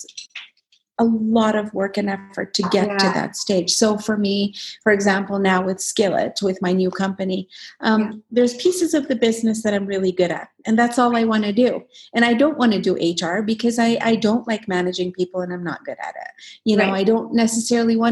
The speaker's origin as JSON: {"language": "English", "country": "Yemen", "tie": "born or raised there", "also_born_or_lived": "Alberta, Canada", "moved": "yes", "lives_now": "Canada", "said": "growing up in Yemen, you have all these self-doubts"}